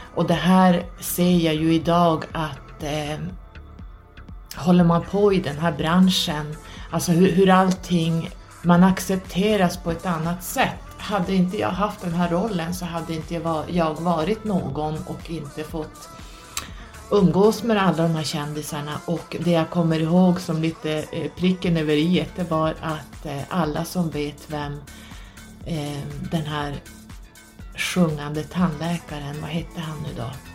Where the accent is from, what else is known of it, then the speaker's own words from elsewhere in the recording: Norrland, Sweden; also born or lived in Södertälje, Sweden / Stockholm, Sweden; När jag var ungefär 5-6 år så skilde sig mina föräldrar och jag och min mamma flyttade upp hit till Norrland i och med att hon var härifrån